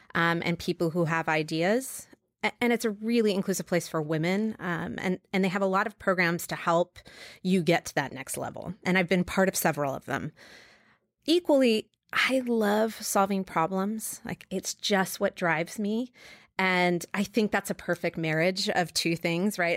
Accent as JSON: {"language": "English", "region": "New York", "country": "United States", "tie": "born or raised there", "also_born_or_lived": "Los Angeles", "moved": "yes", "said": "I was born in New York"}